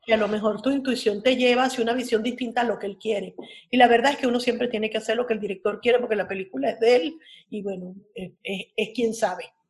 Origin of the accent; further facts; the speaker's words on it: Caracas, Capital District, Venezuela; mi adolescencia transcurrió en el Pedagógico de Caracas